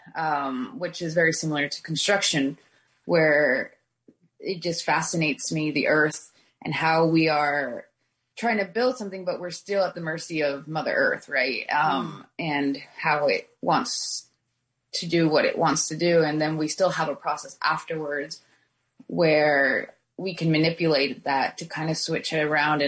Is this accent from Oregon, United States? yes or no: yes; Oregon, United States; also born or lived in Beaverton, Oregon; now in Carlton, United States; Growing up in Oregon